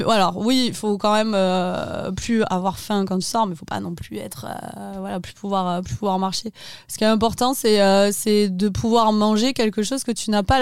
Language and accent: French; Brussels, Brussels-Capital Region, Belgium; Bon, je suis de Bruxelles